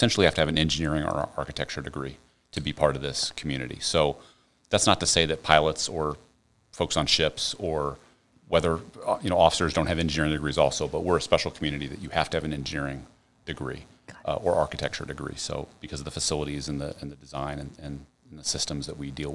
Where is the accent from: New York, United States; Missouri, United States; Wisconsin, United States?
Missouri, United States; St. Louis; moved away as an adult; also born or lived in South Carolina; I'm from the St. Louis, Missouri area